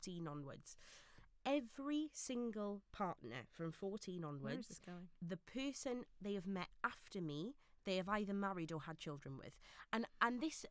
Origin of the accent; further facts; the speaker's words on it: Neath, Wales, United Kingdom; my hometown of Neath in South Wales